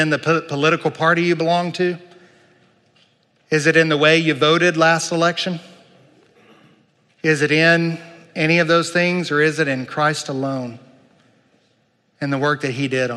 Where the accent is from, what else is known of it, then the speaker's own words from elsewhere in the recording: United States; I love being an American